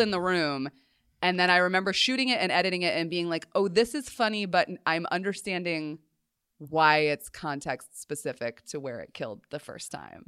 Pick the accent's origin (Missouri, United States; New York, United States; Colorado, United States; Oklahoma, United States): Colorado, United States; moved away; growing up in Colorado, just because you're, and particularly, like, we lived on a mountain